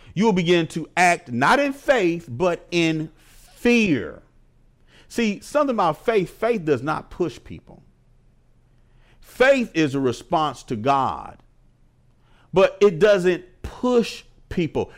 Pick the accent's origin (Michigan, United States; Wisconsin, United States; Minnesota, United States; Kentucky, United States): Wisconsin, United States; Milwaukee; moved away; I'm from Milwaukee, Wisconsin. I went back home to visit my family